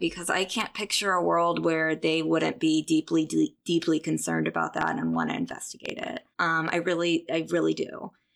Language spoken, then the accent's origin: English; Kansas, United States; moved away; I'm from Kansas, um, went to the University of Kansas School of Journalism